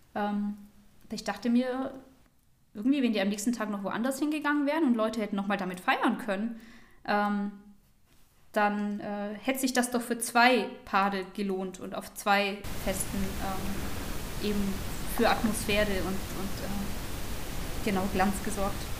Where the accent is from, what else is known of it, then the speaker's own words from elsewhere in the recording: Germany; bei uns in Deutschland